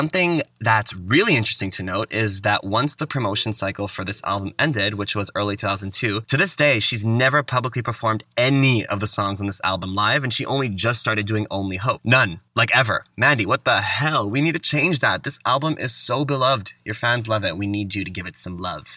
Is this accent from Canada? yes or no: yes; Canada; growing up in Canada on Much Music